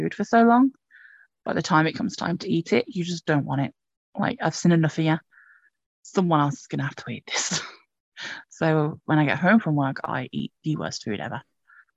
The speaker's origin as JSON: {"language": "English", "region": "England", "country": "United Kingdom", "said": "I'm English"}